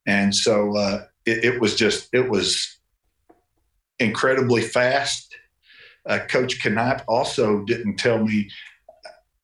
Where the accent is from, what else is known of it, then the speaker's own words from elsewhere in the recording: Mena, Arkansas, United States; John and I grew up here in Mena